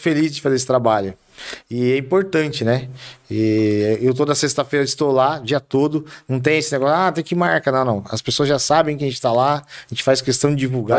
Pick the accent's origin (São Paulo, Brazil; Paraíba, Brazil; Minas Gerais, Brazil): São Paulo, Brazil; Carapicuíba; eu nasci em Carapicuíba, em 75, do Santa Clara, Carapicuibano da Gema.